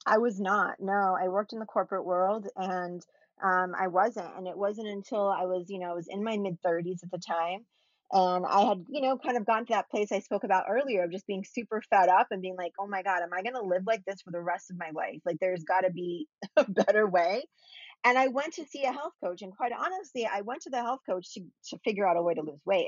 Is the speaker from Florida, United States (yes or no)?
yes; Florida, United States; I grew up in Florida too